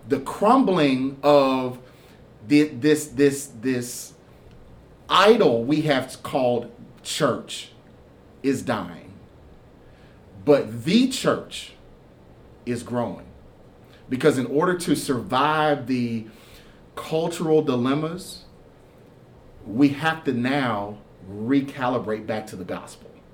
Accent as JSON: {"language": "English", "town": "Houston", "region": "Texas", "country": "United States", "also_born_or_lived": "Kentucky", "moved": "yes", "lives_now": "Winchester, Kentucky, United States", "said": "I'm originally from Houston, Texas"}